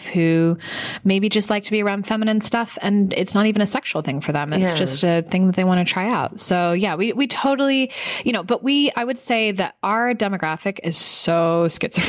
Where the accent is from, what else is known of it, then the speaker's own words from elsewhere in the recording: San Francisco, California, United States; moved away; I'm from San Francisco